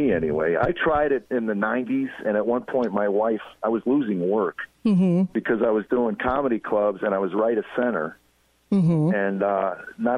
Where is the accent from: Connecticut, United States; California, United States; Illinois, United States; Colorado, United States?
Illinois, United States; Chicago; moved away; Chi-Town. Yes, nice. Where I grew up